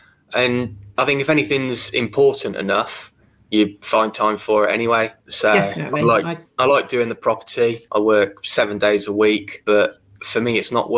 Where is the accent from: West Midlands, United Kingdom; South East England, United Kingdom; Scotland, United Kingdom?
West Midlands, United Kingdom; Worcestershire; Predominantly Worcestershire. So the portfolio that we've got is all in my hometown